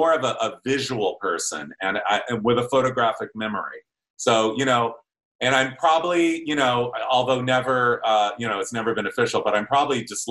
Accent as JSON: {"language": "English", "town": "Ontario", "region": "California", "country": "United States", "tie": "born or raised there", "said": "I grew up in Ontario, California"}